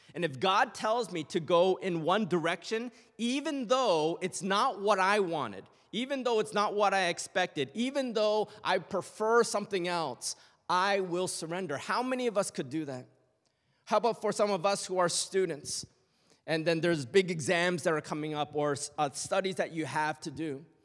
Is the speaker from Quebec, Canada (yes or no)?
no; Toronto, Ontario, Canada; born and raised in Canada